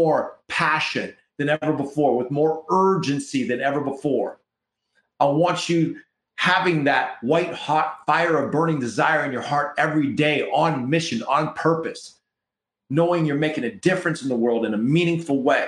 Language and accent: English; Canada; We're from Canada here